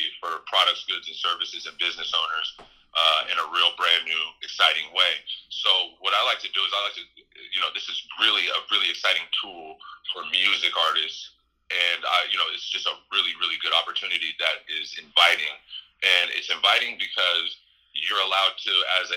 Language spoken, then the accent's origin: English; Santa Rosa, California, United States; also born or lived in San Francisco, California / Washington Heights, New York; in Sonoma County, Santa Rosa, that I really, really, locked in everything that I'm existing as today